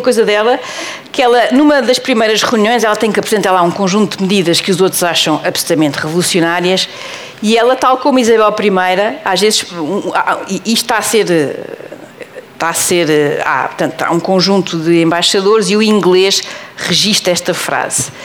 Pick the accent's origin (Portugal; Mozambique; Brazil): Portugal; eu sei bem que estou em Portugal e sou portuguesa